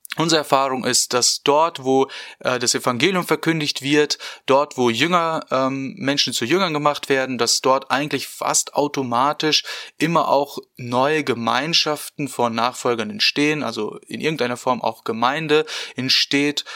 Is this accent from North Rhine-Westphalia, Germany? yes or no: yes; Porta Westfalica, North Rhine-Westphalia, Germany; moved away as an adult; now in Bonn, Germany; ich komme ursprünglich aus äh, Porta Westfalica, das ist im schönen Ostwestfalen-Lippe und äh, bin dort auch aufgewachsen